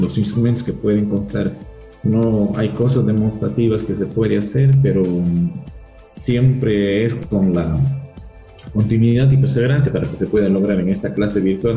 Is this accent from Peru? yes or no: yes; Peru; moved away as an adult; now in Biblián, Ecuador; mi tierra natal, en Perú